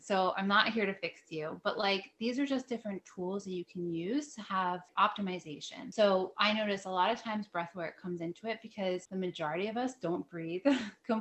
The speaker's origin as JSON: {"language": "English", "region": "New Jersey", "country": "United States", "also_born_or_lived": "upstate New York", "said": "I was living in upstate New York and I brought, came back to New Jersey. I'm from New Jersey"}